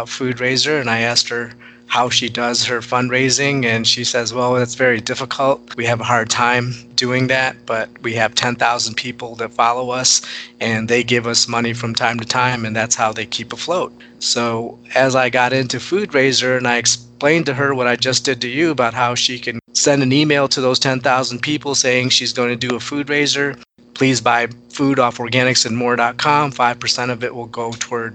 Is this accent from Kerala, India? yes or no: no; Hyderabad, Telangana, India; I was born in Hyderabad